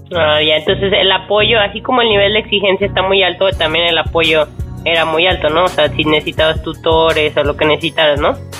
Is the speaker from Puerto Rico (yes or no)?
no; Mexico; como somos los mexicanos